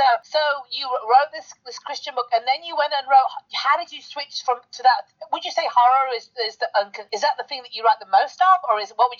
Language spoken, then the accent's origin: English; United Kingdom; You're talking to me, I'm British. I have a thick accent too.